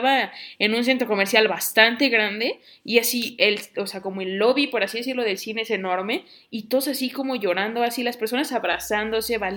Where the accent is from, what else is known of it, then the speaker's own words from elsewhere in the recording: Mexico; pero también de cómo como nosotros mexicanos culturalmente vimos, vemos la muerte